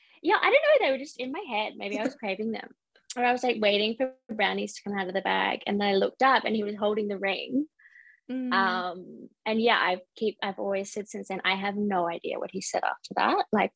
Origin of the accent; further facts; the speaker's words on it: Brisbane, Queensland, Australia; moved away as an adult; now in Sydney, Australia; I'm originally from Brisbane, but I've lived in Sydney for about the past 6 or so years.